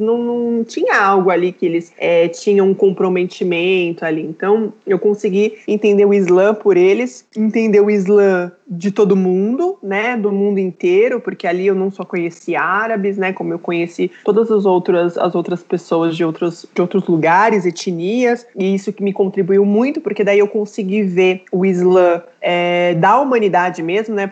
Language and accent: Portuguese; Brazil; eu sou brasileira, mas as pessoas não me consideram brasileira, né?